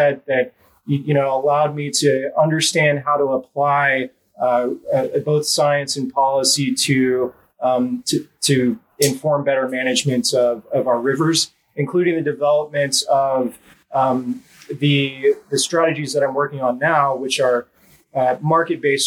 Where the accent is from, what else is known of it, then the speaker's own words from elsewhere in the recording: Texas, United States; moved away as an adult; also born or lived in Northern California; I grew up here in Texas.